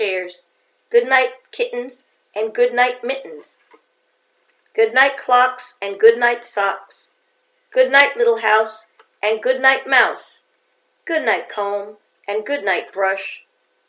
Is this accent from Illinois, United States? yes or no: no; New York City, New York, United States; growing up in New York City